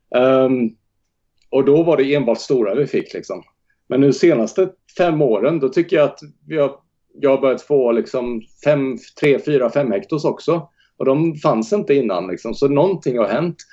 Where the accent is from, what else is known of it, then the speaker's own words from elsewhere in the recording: Jönköping, Jönköping County, Sweden; now in Rockneby, Sweden; Vi har odlat tomater och gurka och sånt hemma i Jönköping